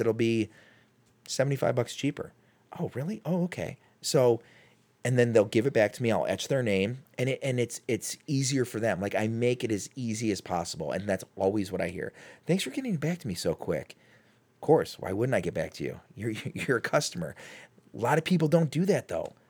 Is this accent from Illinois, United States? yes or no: yes; Chicago, Illinois, United States; now in Cleveland, United States; I'm from Chicago